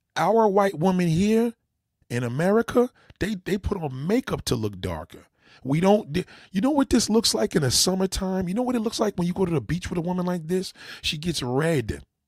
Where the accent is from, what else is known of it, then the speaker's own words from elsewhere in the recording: New York, United States; as a New Yorker